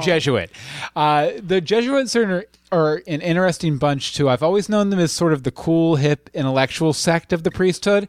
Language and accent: English; United States; I'm American